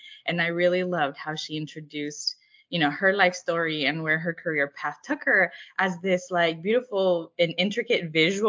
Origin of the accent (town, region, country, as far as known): California, United States; born or raised there; English is a second language; also born or lived in Hermosillo, Sonora, Mexico